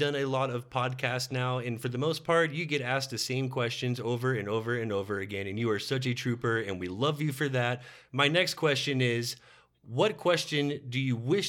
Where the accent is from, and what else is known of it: Texas, United States